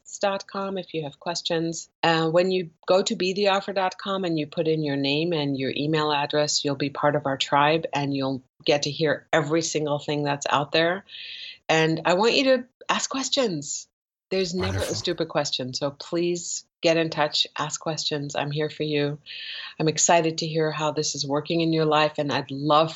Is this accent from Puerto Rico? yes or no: no; Germany; I grew up in Germany as a Persian Jewish girl in Germany